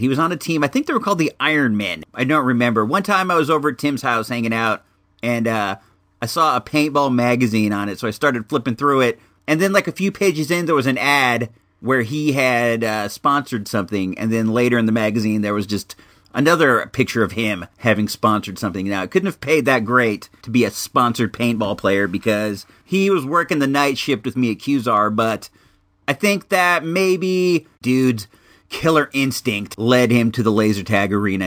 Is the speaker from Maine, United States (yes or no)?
no; California, United States; born or raised there